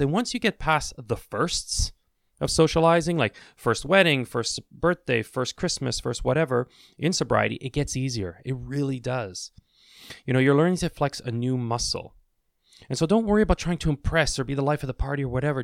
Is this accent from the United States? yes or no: no; Canada; I'm Canadian, I say washrooms